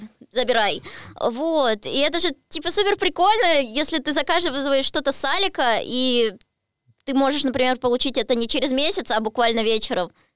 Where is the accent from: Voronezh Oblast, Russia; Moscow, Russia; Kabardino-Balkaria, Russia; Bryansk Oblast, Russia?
Voronezh Oblast, Russia; Voronezh; я же из Воронежа